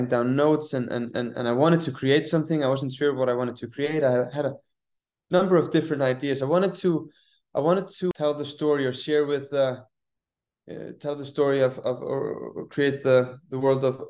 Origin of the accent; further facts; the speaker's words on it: Iceland; now in New York, United States; I'm from Iceland